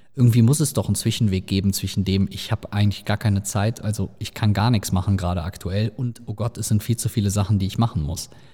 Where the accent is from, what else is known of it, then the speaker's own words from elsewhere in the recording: Rhineland, Germany; bei uns im Rheinland